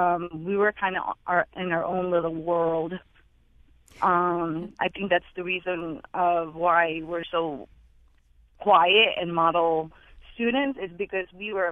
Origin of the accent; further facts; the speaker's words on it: Philippines; now in United States; I just wanted to share a comment regarding growing up in the Philippines, how different it is.